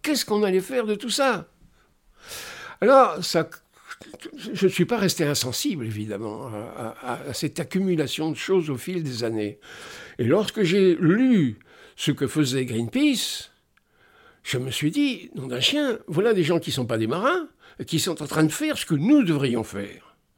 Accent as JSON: {"language": "French", "country": "France", "said": "Je suis français"}